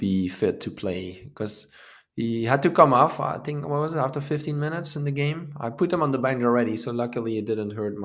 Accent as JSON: {"language": "English", "town": "Maastricht", "region": "Limburg", "country": "Netherlands", "tie": "born or raised there", "moved": "yes", "said": "Proud of my city, my hometown city, Maastricht. Even though I don't live there anymore"}